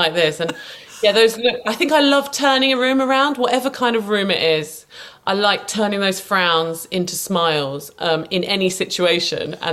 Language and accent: English; St Neots, East of England, United Kingdom; my hometown. It wasn't in St Neots